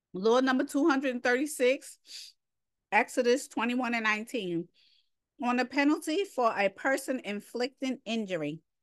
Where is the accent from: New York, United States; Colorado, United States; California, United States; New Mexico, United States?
New York, United States; accent: New York; my New York accent